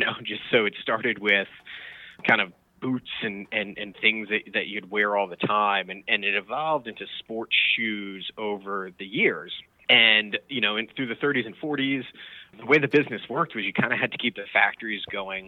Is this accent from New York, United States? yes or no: yes; Westchester, New York, United States; I grew up in Westchester